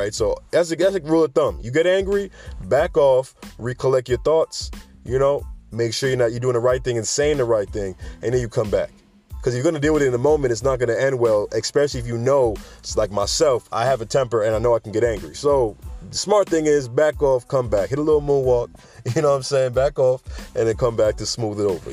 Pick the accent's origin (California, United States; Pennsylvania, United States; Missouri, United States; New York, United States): New York, United States; New York City; where I'm from the Bronx, all right? I'm from New York City